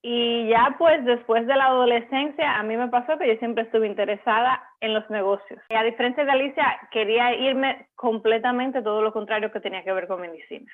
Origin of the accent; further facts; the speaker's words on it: Dominican Republic; moved away as an adult; now in Miami, United States; Yo también soy dominicana